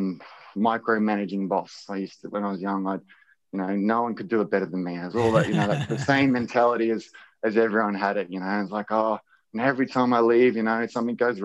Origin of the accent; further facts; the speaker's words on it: Wondai, Queensland, Australia; I grew up on near Wandai, and we had like an old wheat farm